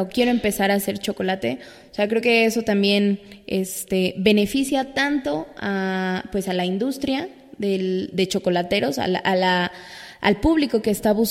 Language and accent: Spanish; Mexico; de todos nosotros como mexicanos